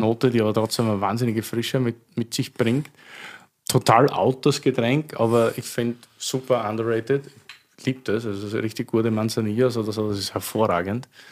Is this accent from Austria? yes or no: yes; Styria, Austria; Also ich bin aus der Steiermark, aber an der Grenze zum Südburgenland